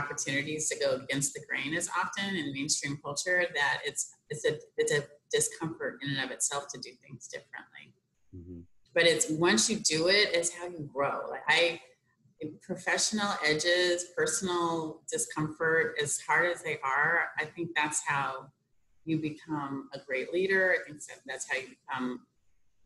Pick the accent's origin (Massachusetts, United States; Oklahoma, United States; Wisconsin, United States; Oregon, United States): Oregon, United States; Portland; moved away; also born or lived in Washington, D.C.; grew up, born and raised in Portland